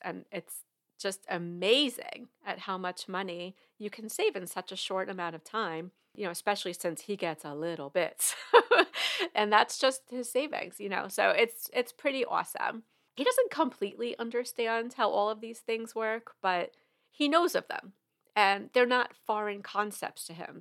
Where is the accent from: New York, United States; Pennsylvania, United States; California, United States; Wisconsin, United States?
New York, United States; now in Georgia, United States; I am from New York originally